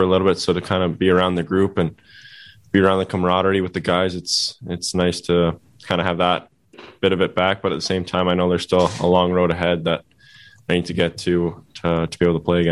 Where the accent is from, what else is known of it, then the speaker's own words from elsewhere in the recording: Canada; as a Canadian kid, you grew up dreaming about playing for that team